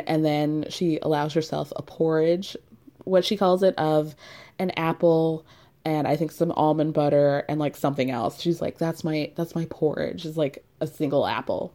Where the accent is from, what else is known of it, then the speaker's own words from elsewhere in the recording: New York, United States; As a New Yorker